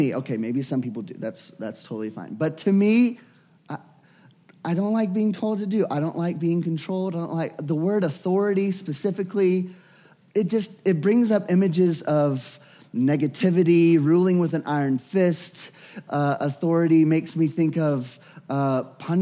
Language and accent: English; Louisiana, United States; I was born and raised in Louisiana